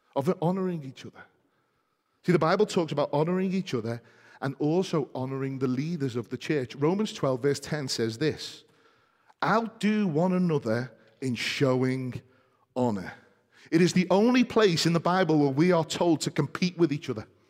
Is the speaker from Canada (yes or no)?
no; United Kingdom; we're British, many of us